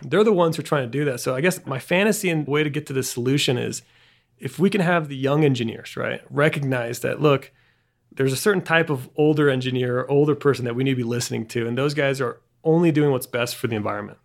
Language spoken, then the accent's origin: English; Bariloche, Río Negro, Argentina; moved away; also born or lived in Boulder; the place where I grew up in Argentina, which is Bariloche